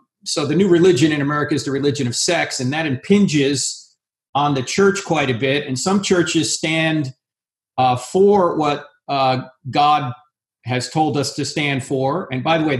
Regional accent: New Jersey, United States; I went to Catholic high school because it's the law. I'm from New Jersey

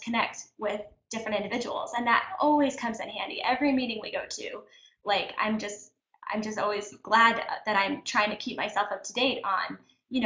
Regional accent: Kentucky, United States; now in Orange County, United States; when we were growing up in Kentucky

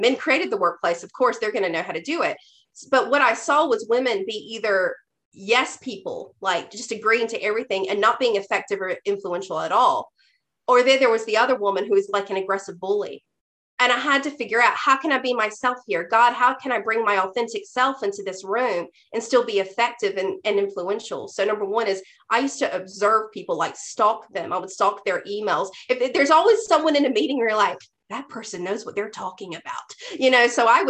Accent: the South, United States; That I was this redneck from the South who would listen to me, who would take me seriously.

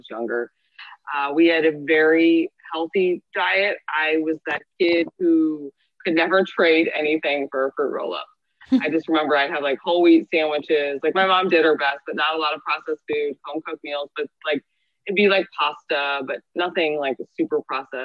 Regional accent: St. Louis, Missouri, United States; moved away as an adult; also born or lived in Michigan / Los Angeles; I am from St. Louis, Missouri. I am a functional diagnostic nutritionist and I am a personal trainer. Mm-hmm. I grew up here

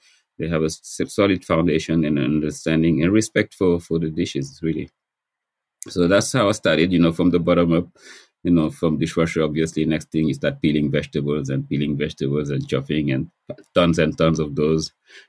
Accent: Senegal; moved away as an adult; also born or lived in New York; now in United States; I was born in Senegal. And I left Senegal when I was actually a student in physics and chemistry.

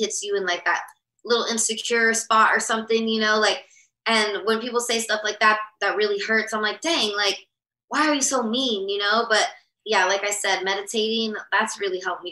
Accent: Los Angeles, California, United States; I grew up here in LA, so I've stayed friends with some of my best friends since second grade.

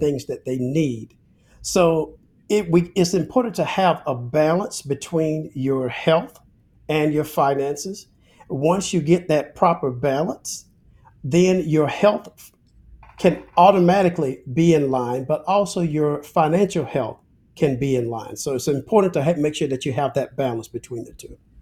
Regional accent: Alabama, United States; I'm a Southern guy. I'm originally from Alabama

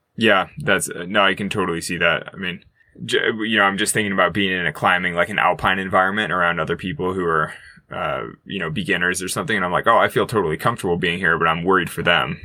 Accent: Sacramento, California, United States; growing up in California

